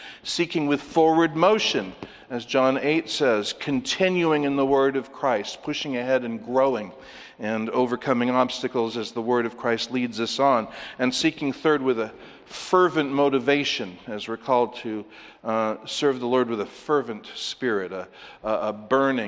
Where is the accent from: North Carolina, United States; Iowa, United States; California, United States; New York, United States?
California, United States; As a Californian